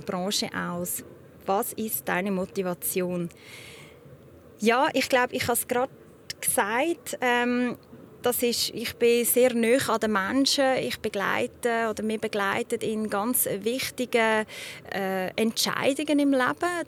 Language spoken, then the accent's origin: German; Zug, Switzerland; Ich bin selber in Zug aufgewachsen, ich kenne das Gebiet bestens